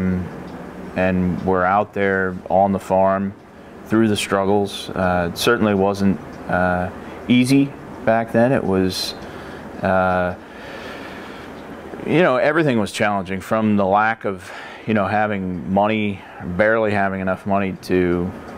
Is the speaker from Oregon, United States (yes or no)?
yes; Beaux Frères property, Willamette Valley, Oregon, United States; also born or lived in Colorado Springs, Colorado; I grew up on the Beaux Fréres property from about the age of three